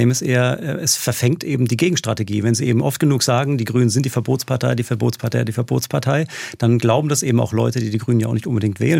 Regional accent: Heidelberg, Baden-Württemberg, Germany; moved away; Also ich bin Heidelberger und dann äh, habe ich das gemacht, was man nicht tun sollte als Baden-Württemberger, nämlich nach Rheinland-Pfalz

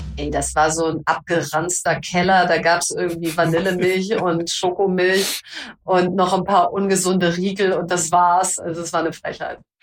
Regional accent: North Rhine-Westphalia, Germany; Ich komme aus Ostwestfalen

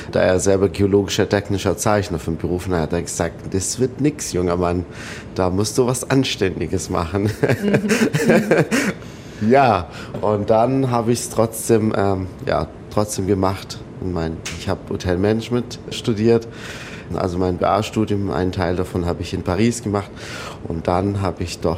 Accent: Abu Dhabi, United Arab Emirates; moved away; also born or lived in Tunisia; Also, also ich bin in Abu Dhabi aufgewachsen. Mein Vater hat dort gearbeitet für eine französische Ölfirma und irgendwann 92, 93 haben wir Abu Dhabi verlassen, sind wir nach Tunesien

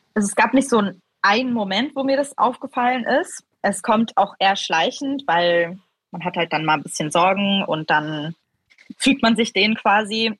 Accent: Switzerland; accent: not a strong Swiss accent; Ich bin in der Schweiz aufgewachsen

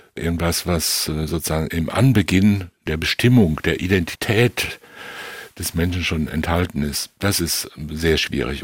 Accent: near Enkhausen in the Sauerland, North Rhine-Westphalia, Germany; Das ist nicht weit von meinem Heimatort entfernt

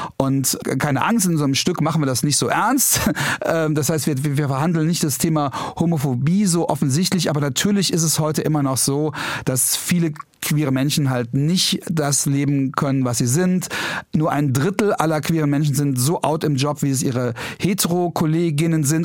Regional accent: Trier, Rhineland-Palatinate, Germany; moved away; ich komme aus Trier

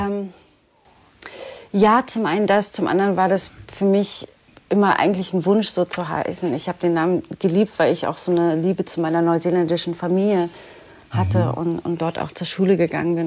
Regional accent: Berlin, Germany; also born or lived in New Zealand; Ich bin, genau, geboren und aufgewachsen in Berlin.

